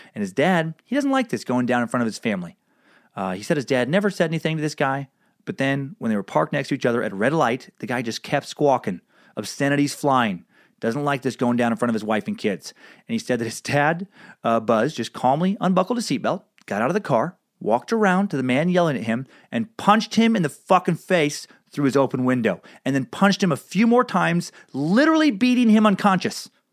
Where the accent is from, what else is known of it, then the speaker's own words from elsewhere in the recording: Riggins, Idaho, United States; Riggins, Idaho, my hometown